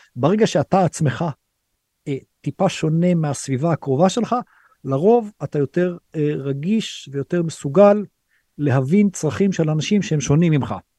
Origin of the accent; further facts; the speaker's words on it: Israel; moved away as an adult; now in India; אנחנו כישראלים